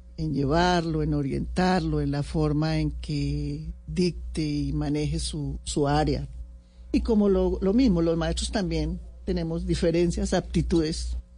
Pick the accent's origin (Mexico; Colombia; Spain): Colombia; yo fui admiradora profunda del M19 como muchos colombianos